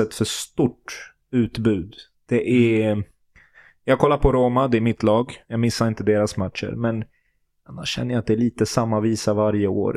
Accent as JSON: {"language": "Swedish", "country": "Sweden", "tie": "born or raised there", "said": "jag är född och uppvuxen i Sverige"}